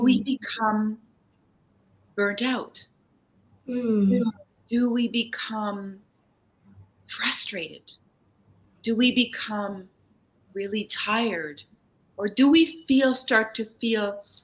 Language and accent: English; Germany; now in Canada; I grew up in Germany, so I didn't grow up in Canada